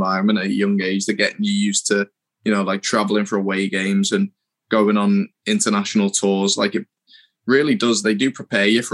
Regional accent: England, United Kingdom; as a kid growing up in England

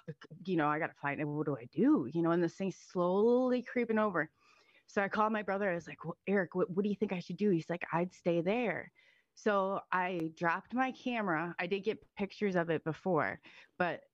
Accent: Iowa, United States; I'm from Iowa

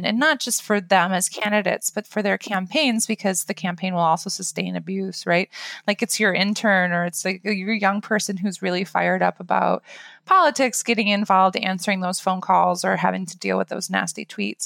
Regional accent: Iowa, United States; I'm from Iowa.

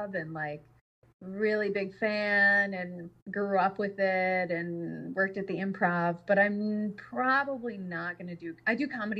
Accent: Wisconsin, United States; moved away; I was raised in Wisconsin

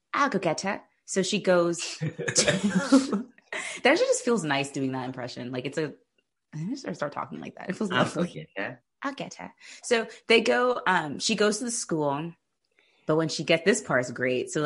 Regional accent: Maryland, United States; I'm from Maryland

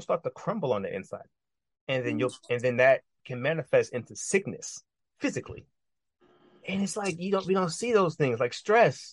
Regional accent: New York City, New York, United States; I'm from New York. You know what I mean? I'm from the borough. You know what I'm saying? We're from New York City.

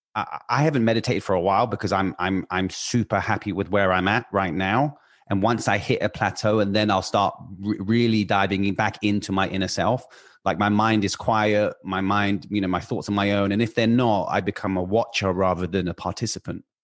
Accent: United Kingdom; now in Los Angeles, United States; I'm British. I live in Los Angeles

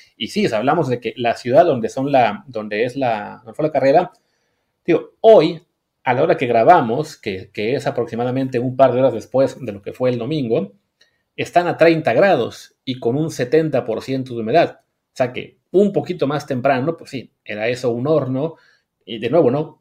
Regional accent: Mexico; como mexicano

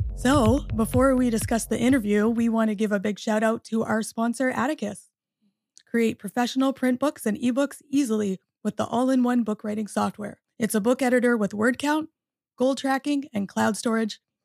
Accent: Canada; moved away as an adult; also born or lived in Michigan, United States; now in United States; I'm a Canadian born and also, uh, American through marriage.

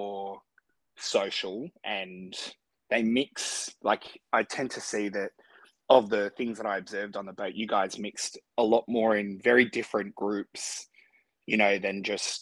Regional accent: Australia; as an Aussie

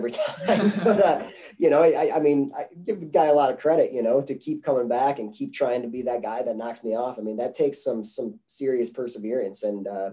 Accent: Chenango Forks, New York, United States; moved away as an adult; now in Greeley, United States; I grew up in Chenango Forks

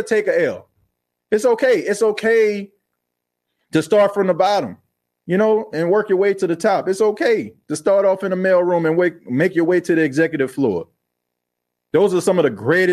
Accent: New Orleans, Louisiana, United States; I'm from New Orleans, for God's sakes. I mean, it was murder capital when I was growing up

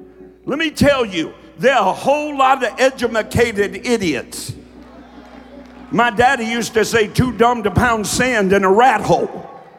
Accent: Kentucky, United States; accent: southern drawl; because I'm from Kentucky, and I spent a whole lot of my early preaching days teaching myself not to have such a southern drawl. I mean, I used to take three syllables to say at. It's the way I talked. It's the way I was raised.

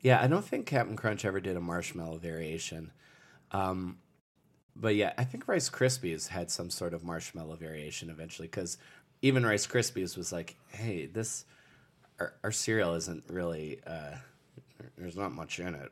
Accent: Lusby, Maryland, United States; also born or lived in St. Leonard, Maryland; I grew up in, uh, Southern Maryland. Uh, the town I grew up in, uh, for the first, for, from, like, birth to ten years old, I lived in Lusby, Maryland, and then I moved to Saint Leonard, Maryland when I was ten.

